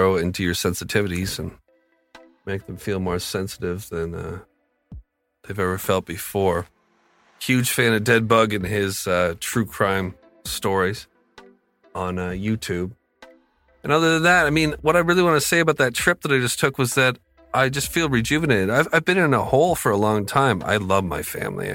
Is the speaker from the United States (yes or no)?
no; Canada; I'm from Canada